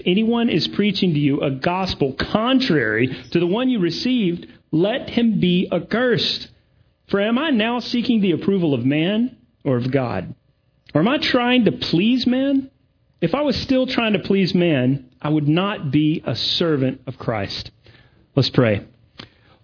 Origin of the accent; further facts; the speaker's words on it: Augusta, Georgia, United States; also born or lived in Durham, North Carolina; now in Greenville, United States; Augusta is sort of my hometown. My parents are here